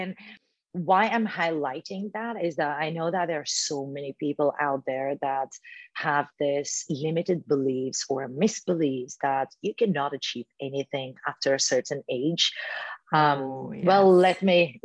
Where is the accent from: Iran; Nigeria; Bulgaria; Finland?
Bulgaria; English is a second language; moved away as an adult; now in London, United Kingdom; my house back in Bulgaria